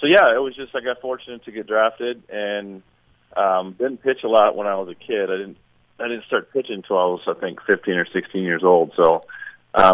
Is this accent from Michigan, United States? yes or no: yes; Michigan, United States; I grew up in Michigan, so you really couldn't play baseball year-round